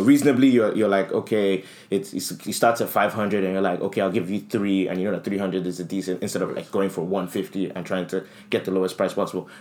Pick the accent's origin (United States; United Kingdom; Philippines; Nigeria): Nigeria; we come from Nigeria